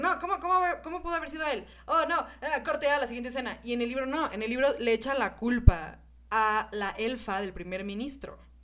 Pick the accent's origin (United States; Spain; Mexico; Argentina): Mexico; así somos los mexicanos